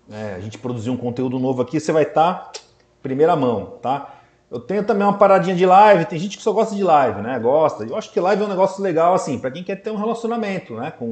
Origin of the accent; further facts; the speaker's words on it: Santos, São Paulo, Brazil; nós somos aqui de Santos, né? E a gente tem uma proximidade muito grande com a cidade de São Paulo tal.